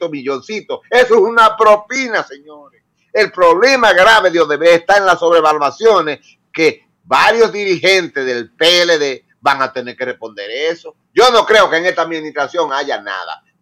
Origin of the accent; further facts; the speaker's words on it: Dominican Republic; porque yo sí soy dominicano, yo soy patriota ante todo.